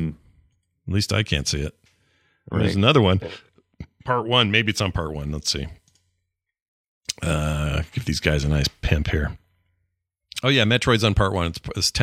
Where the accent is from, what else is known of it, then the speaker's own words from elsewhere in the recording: Pittsburgh, Pennsylvania, United States; I grew up in Pittsburgh, and there were a lot of arcades to go to.